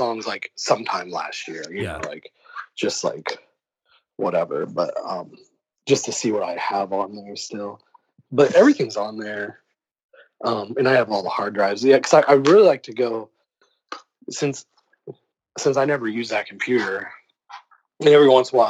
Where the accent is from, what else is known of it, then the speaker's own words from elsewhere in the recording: Upland, United States; growing up in Upland with like the fucking, the belt buckle of the Bible Belt almost